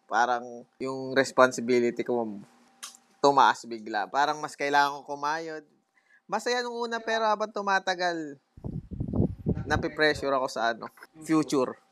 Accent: Philippines; bilang Pilipino

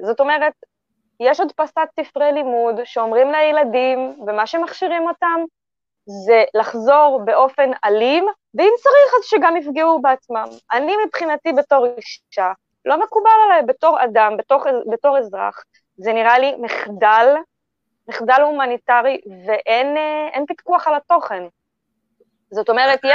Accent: Israel; אני כבר צברית, אני ישראלית

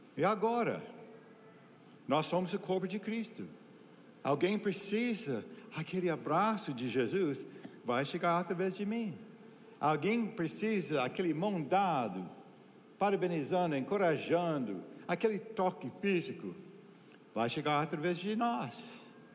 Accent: United States; Portuguese is a second language; also born or lived in Brazil; now in Santarém, Brazil; como americano

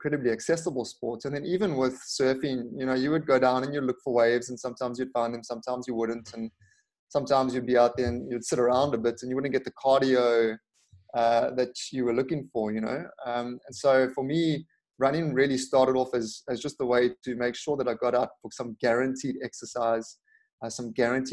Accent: Durban, KwaZulu-Natal, South Africa; my hometown of Durban

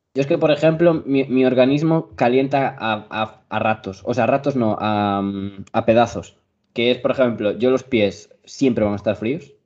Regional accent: Spain; mi país tenemos calzado solo para casa

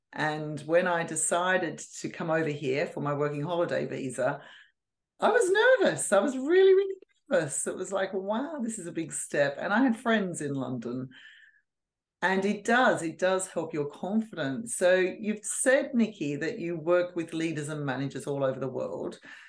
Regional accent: Sydney, New South Wales, Australia; now in United Kingdom; No, I'm originally from Australia, from Sydney. So I don't think I sound Australian anymore, but everybody always picks up my

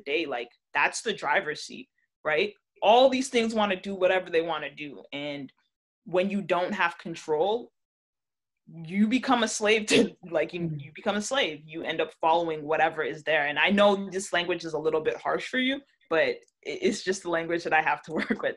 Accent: Toronto, Ontario, Canada; I was born in Canada, but my family is Jamaican through and through

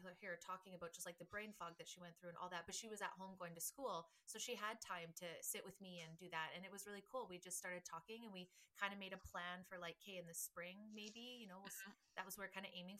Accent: Canada; we're Canadian

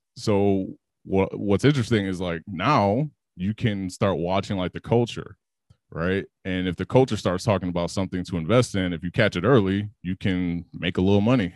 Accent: Chicago, Illinois, United States; growing up in Chicago

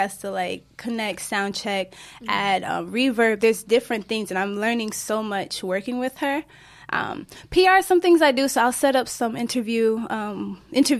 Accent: Newark, New Jersey, United States; I am from Newark, New Jersey, born and raised and still there

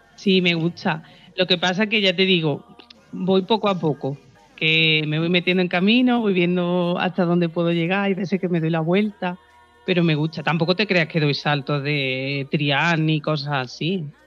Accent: Estepa, Andalusia, Spain; soy sevillana pura y dura.

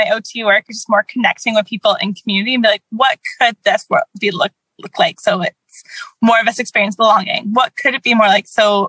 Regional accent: Canada; I'm Canadian. I have American ancestors

